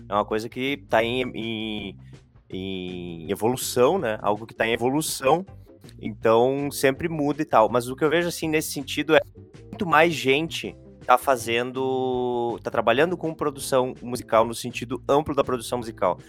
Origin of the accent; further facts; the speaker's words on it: São Vicente do Sul, Rio Grande do Sul, Brazil; moved away as an adult; also born or lived in Santa Maria; Eu sou natural de São Vicente do Sul, no Rio Grande do Sul, lá Opa. na região da Campanha